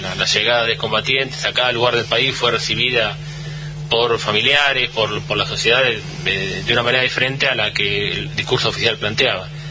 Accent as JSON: {"language": "Spanish", "town": "Bahía Blanca", "region": "Buenos Aires Province", "country": "Argentina", "said": "todo lo que somos de Bahía"}